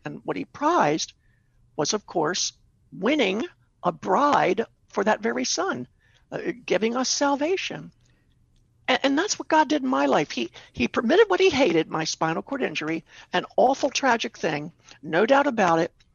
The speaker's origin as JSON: {"language": "English", "town": "Baltimore", "region": "Maryland", "country": "United States", "tie": "born or raised there", "said": "I lived, I grew up in Baltimore, did my rehabilitation there"}